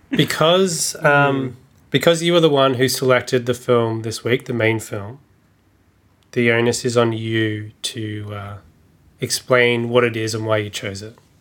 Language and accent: English; Australia; when you grow up, especially as an Australian